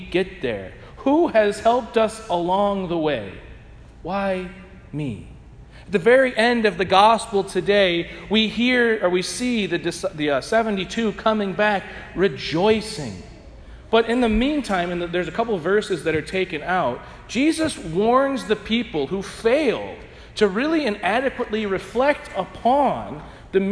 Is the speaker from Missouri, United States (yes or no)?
yes; St. Louis, Missouri, United States; I'm from St. Louis